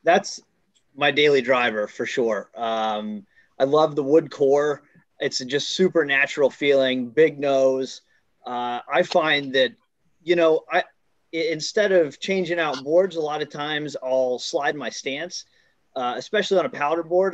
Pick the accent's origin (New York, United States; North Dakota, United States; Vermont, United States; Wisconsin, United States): Vermont, United States; Killington Pico area, South Central; I'm from South Central Vermont, around Killington Pico area.